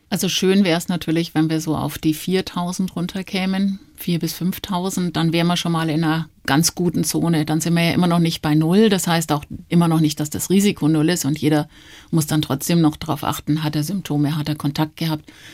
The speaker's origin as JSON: {"language": "German", "town": "Nuremberg", "region": "Bavaria", "country": "Germany", "tie": "born or raised there", "also_born_or_lived": "Stuttgart / Durban, South Africa / Switzerland / Frankfurt", "moved": "as an adult", "lives_now": "Munich, Germany", "said": "meine Eltern sind dann relativ schnell nach Nürnberg gezogen. Da bin ich auch aufgewachsen, habe meine Kindheit verbracht"}